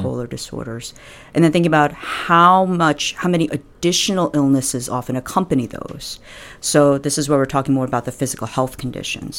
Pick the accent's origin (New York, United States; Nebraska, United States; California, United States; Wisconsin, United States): New York, United States; also born or lived in Michigan / Buffalo; I'm originally from New York